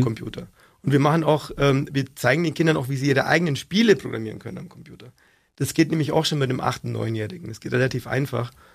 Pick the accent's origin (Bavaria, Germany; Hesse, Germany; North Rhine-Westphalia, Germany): Bavaria, Germany; Augsburg; accent: Augsburgerisch; ist nur Augsburger